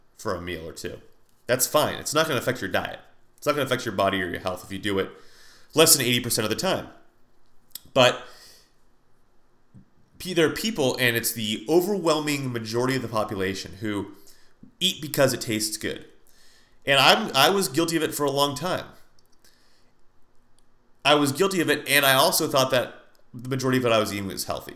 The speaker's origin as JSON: {"language": "English", "country": "United States", "said": "as an American"}